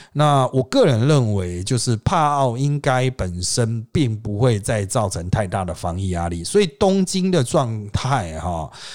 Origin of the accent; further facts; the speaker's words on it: Taiwan; 我们台湾人的角度